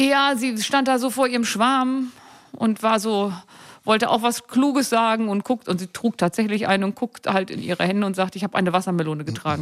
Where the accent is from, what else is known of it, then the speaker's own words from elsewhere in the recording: Seesen, Lower Saxony, Germany; also born or lived in Gittelde; now in Hannover, Germany; Ich bin in Seesen und Gittel da aufgewachsen.